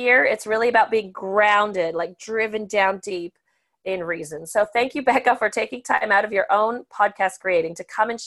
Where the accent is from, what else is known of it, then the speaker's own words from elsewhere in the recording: Canada; I'm the Canadian